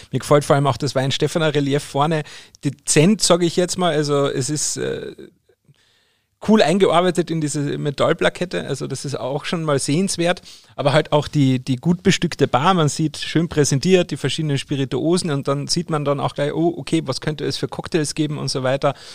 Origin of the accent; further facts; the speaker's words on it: Bavaria, Germany; als Bayer ist einem das ja nicht nein, Fingerfoodplatten.